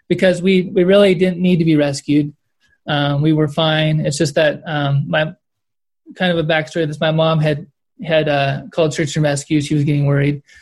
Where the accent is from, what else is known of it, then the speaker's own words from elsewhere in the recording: Kern Valley, California, United States; I grew up in the Kern Valley, which is a Southern Sierra